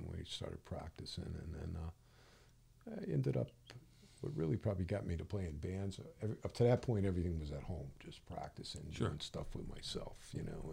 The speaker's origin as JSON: {"language": "English", "town": "Hartford", "region": "Connecticut", "country": "United States", "tie": "born or raised there", "said": "I lived in Hartford, okay. North end of Hartford."}